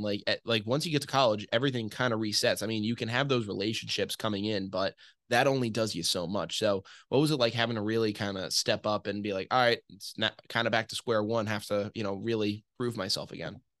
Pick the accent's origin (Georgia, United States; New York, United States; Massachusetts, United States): Massachusetts, United States; I grew up in Massachusetts